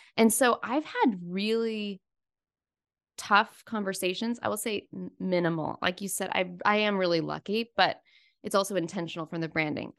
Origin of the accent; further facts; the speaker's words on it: Florida, United States; I grew up in Florida